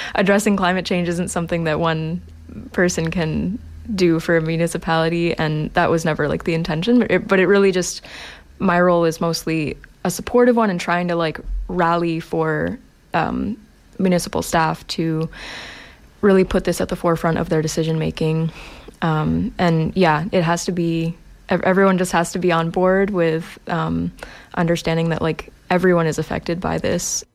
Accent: Maine, United States; moved away as an adult; now in Sackville, Canada; I'm not from here, I'm from Maine, uh, and I've, I came here in 2019 to study

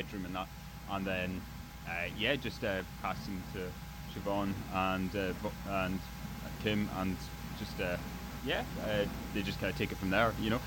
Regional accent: Outer Hebrides, Scotland, United Kingdom; moved away; I'm originally from the Outer Hebrides

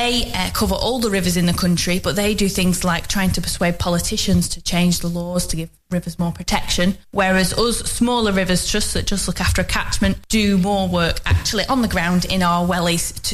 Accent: Longridge, North West England, United Kingdom; I'm from the local area. I grew up in Longridge, which is also in the Ribble catchment

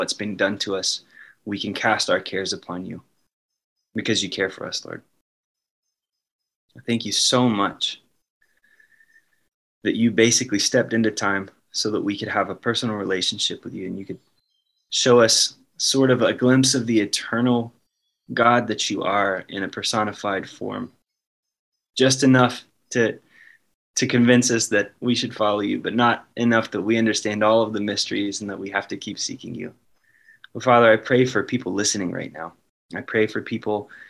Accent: United States; I'm American

